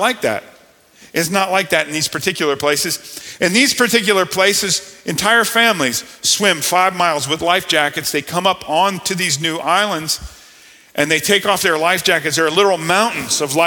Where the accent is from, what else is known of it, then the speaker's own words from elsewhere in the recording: South Florida, United States; I grew up in South Florida